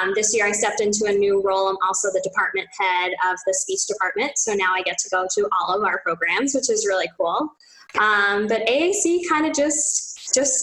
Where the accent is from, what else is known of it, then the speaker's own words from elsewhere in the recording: Port Jefferson, New York, United States; moved away as an adult; also born or lived in Westchester County, New York; now in Boston, United States; I'm from Long Island. So I grew up in Port Jefferson